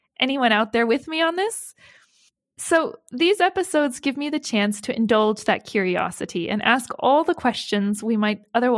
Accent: Hubei, China; as somebody who is born and raised in Hubei province

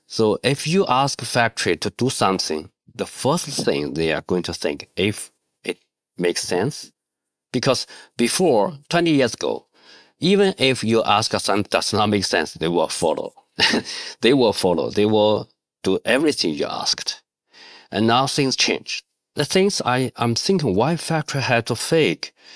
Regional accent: Shanxi, China; English is a second language; moved away as an adult; also born or lived in Guangdong; I came from Shanxi, I just missed my family. So I quit job and back to my hometown

